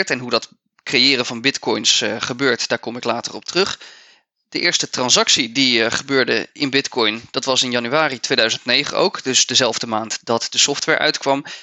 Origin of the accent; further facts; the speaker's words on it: Netherlands; Dus voor ons als Nederlanders is dat niet het meest interessante.